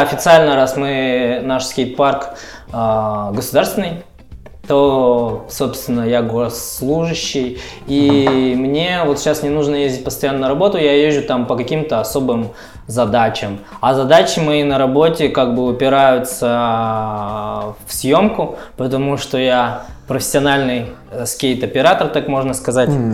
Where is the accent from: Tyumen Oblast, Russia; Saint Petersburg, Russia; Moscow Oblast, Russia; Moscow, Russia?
Tyumen Oblast, Russia; Tyumen; мне 36 лет, я родился в Тюмени.